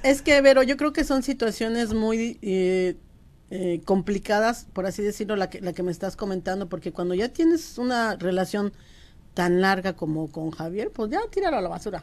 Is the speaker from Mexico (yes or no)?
yes; Mexico; moved away as an adult; now in United States; Como buena mexicana